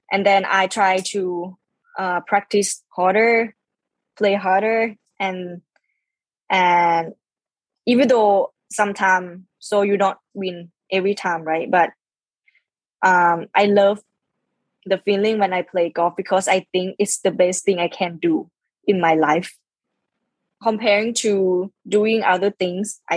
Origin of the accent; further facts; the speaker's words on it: Khon Kaen, Thailand; English is a second language; then we opened our own driving range back in my hometown, Khon Kaen, yeah.